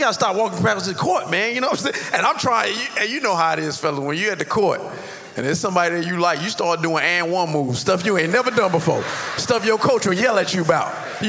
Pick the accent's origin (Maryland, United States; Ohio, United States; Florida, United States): Florida, United States; Miami Gardens; First of all, I'm from Carroll City, girl.